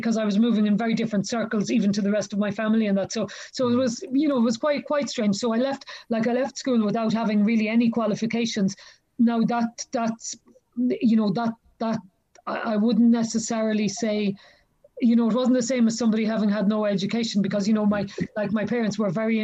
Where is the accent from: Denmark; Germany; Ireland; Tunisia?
Ireland; Galway, Connacht; now in Clare, Ireland; I'm from Galway. I'm from Galway City